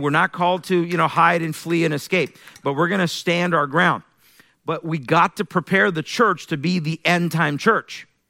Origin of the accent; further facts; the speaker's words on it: Iran; moved away; I'm originally from Iran. I was born in Iran, raised in a Muslim family